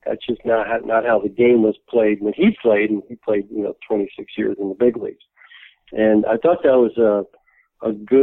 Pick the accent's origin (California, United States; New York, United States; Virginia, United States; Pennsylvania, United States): New York, United States; New York City; we grew up in New York City